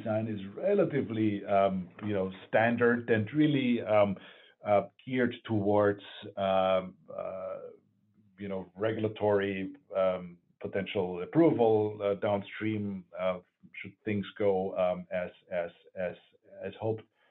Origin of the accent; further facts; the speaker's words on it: Vienna, Austria; moved away; I grew up in Vienna